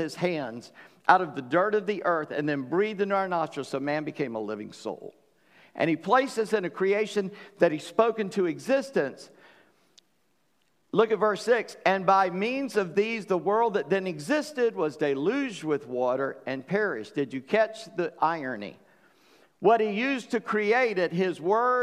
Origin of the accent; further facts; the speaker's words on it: Charleston, United States; I grew up in Charleston